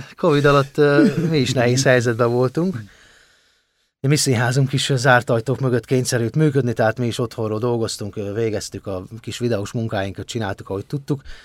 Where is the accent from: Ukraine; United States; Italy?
Ukraine; home in Ukraine, Transcarpathia, Zakarpattia Oblast; now in Hungary